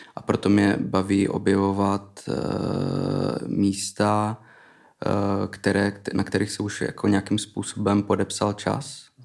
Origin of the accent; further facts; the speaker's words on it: Frýdek-Místek, Moravian-Silesian Region, Czechia; also born or lived in Iceland; now in Prague, Czech Republic; pocházím z Frýdku místku